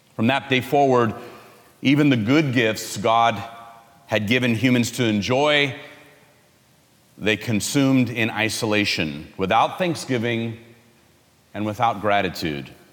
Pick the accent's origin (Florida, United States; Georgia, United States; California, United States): California, United States; I'm from California